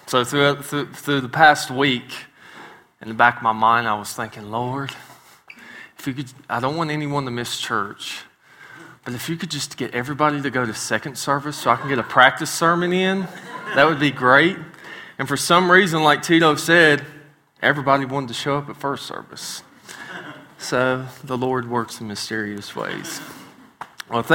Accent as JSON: {"language": "English", "region": "West Virginia", "country": "United States", "moved": "yes", "said": "I'm a hillbilly from West Virginia. So I do not pronounce words right sometimes"}